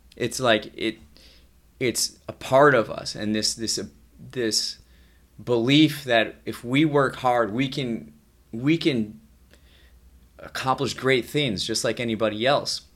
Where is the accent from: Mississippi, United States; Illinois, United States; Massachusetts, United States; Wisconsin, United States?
Wisconsin, United States; moved away as an adult; now in Chicago, United States; I'm from Wisconsin